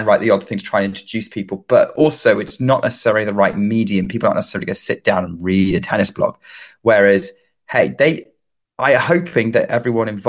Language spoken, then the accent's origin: English; United Kingdom; being British, living in the UK